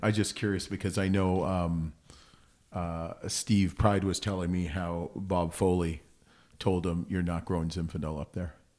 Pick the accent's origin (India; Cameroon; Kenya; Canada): Canada; I'm Canadian